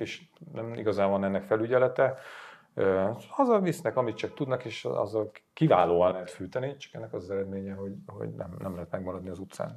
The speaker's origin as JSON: {"language": "Hungarian", "town": "Sátoraljaújhely", "region": "Borsod-Abaúj-Zemplén", "country": "Hungary", "tie": "born or raised there", "moved": "yes", "said": "az én hatalmas kis szülővárosomba"}